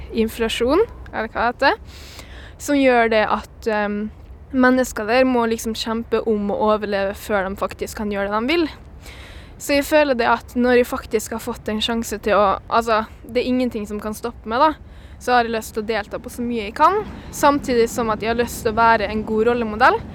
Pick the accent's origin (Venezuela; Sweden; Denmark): Venezuela; now in Norway; Jeg kommer jo fra Venezuela